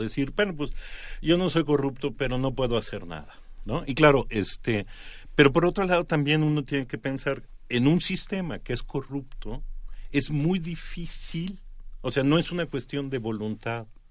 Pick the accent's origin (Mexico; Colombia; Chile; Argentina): Mexico; cómo éramos los mexicanos